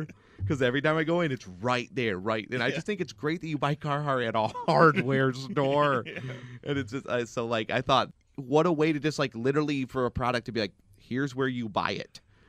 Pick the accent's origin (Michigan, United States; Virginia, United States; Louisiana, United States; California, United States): Michigan, United States; Garden City; So I know I film in Garden City all the time. That's where Zach and I, that's where my hometown is.